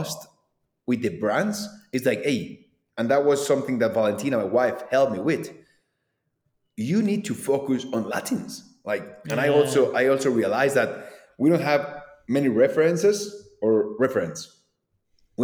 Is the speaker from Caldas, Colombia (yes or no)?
yes; Manizales, Caldas, Colombia; Manizales, my hometown.